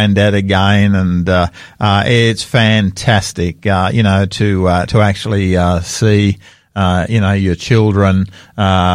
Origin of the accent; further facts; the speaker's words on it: Sydney, New South Wales, Australia; moved away; my hometown of Sydney